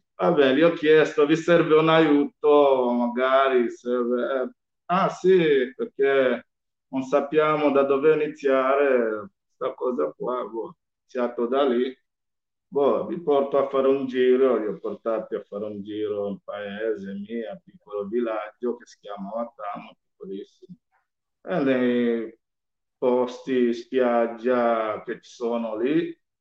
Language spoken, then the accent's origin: Italian; Malindi, Kilifi County, Kenya; Italian is a second language; moved away as an adult; now in Italy; io sono nato in Kenya, eh, un piccolo villaggio che si chiama Malindi, Malindi Watamu.